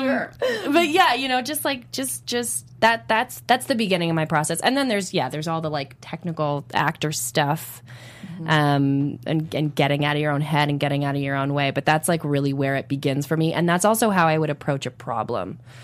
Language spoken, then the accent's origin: English; Toronto, Ontario, Canada; I'm from Toronto